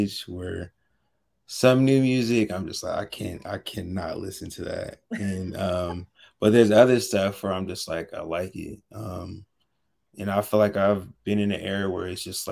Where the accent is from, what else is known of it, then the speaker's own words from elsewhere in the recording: California, United States; also born or lived in Washington, D.C.; I'm from California